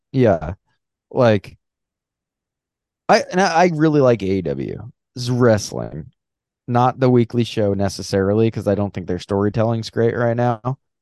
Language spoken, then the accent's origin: English; Long Island, New York, United States; I'm from Long Island and I'm not a Guido